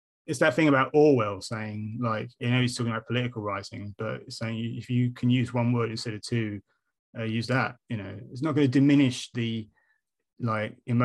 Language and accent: English; United Kingdom; we are British